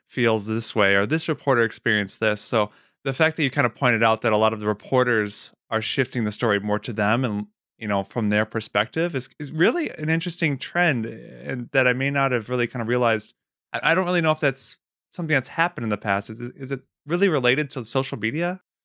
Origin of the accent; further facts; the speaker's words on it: Wisconsin, United States; moved away as an adult; I grew up in Wisconsin